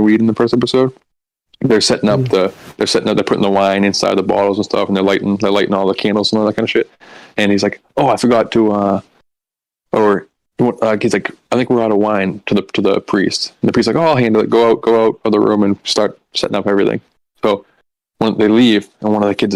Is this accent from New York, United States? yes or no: no; Boston, Massachusetts, United States; we all grew up Catholic. I'm from Boston. We just all grew up Catholic